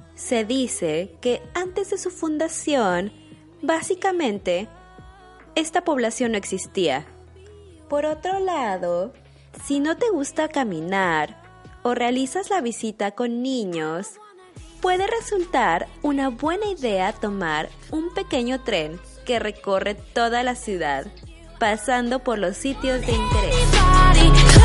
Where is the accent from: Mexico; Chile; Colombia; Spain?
Mexico; now in Germany; una mexicana viviendo en Alemania